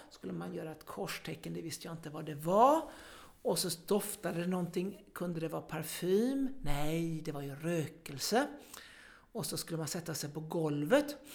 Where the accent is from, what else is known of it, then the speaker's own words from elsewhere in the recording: Gothenburg, Västra Götaland, Sweden; som sagt, jag kommer från Göteborg och eh, när jag skulle börja lekis så eh, var det närmaste lekiset, det var ett katolskt lekis